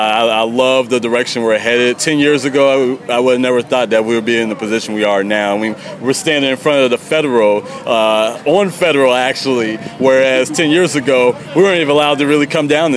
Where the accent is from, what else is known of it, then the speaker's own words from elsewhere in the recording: Youngstown, Ohio, United States; also born or lived in Columbus, Ohio; So I moved back here from Columbus, Ohio, and brought my business here for this reason, to help beautify the city.